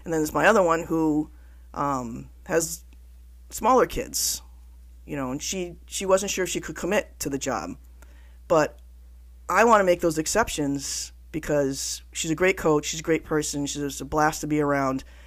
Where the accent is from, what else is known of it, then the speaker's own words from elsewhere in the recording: Connecticut, United States; I'm from Connecticut, so I kinda have an accent